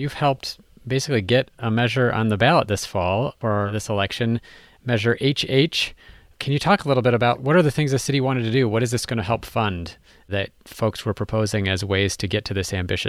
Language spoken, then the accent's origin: English; Minneapolis, Minnesota, United States; the initial Minneapolis Energy Options campaign in my hometown